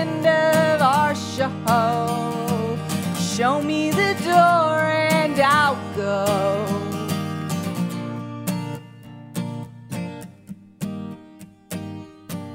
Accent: Kings Mountain, North Carolina, United States; moved away; I'm originally from North Carolina, a small town called Kings Mountain.

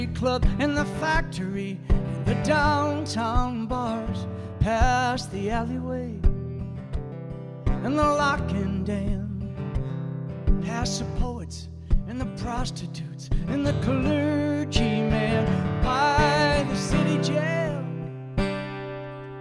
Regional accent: Wisconsin, United States; I'm from Wisconsin

